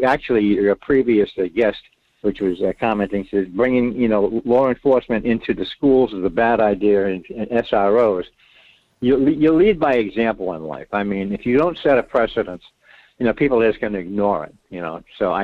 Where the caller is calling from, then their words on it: Rhode Island, United States; Well, Mike … in Rhode Island.